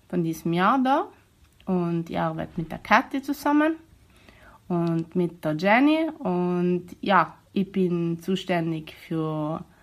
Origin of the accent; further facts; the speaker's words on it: Bolzano, Trentino-Alto Adige, Italy; Ich komme aus Bozen.